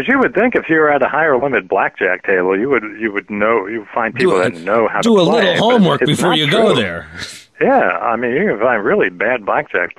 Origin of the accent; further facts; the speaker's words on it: New York, United States; I grew up in New York